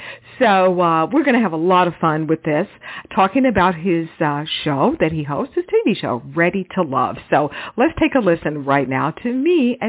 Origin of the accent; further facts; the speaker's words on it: Houston, Texas, United States; also born or lived in Dallas; Houston, which is, of course, my hometown where I grew up. I was born in Dallas, but I grew up in Houston.